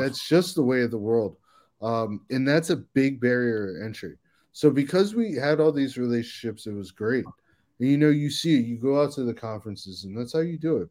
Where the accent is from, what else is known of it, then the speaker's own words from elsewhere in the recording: Silver Spring, Maryland, United States; I grew up in Silver Spring, Maryland.